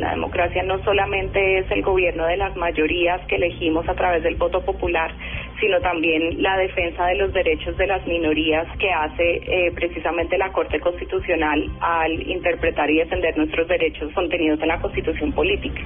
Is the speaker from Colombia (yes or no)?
yes; Colombia; como colombiana